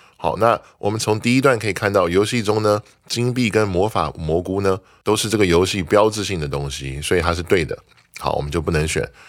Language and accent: Chinese; Taiwan; 我们台湾人移民去的时候就变成 Taiwanese American